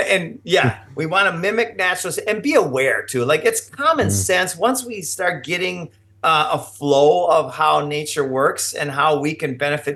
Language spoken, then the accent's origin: English; Minnesota, United States; I grew up in Minnesota